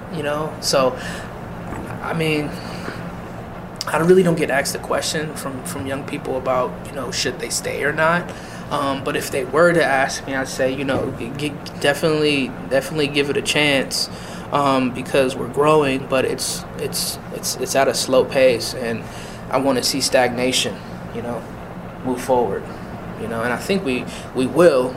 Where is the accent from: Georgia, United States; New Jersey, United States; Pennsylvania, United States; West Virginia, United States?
Pennsylvania, United States; Erie; also born or lived in Massachusetts / Edinburgh; I am born and raised in Erie, Pennsylvania